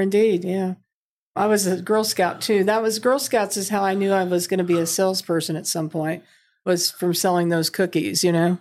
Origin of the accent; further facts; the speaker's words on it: Milan, Indiana, United States; I'm from Milan, Indiana, went to I U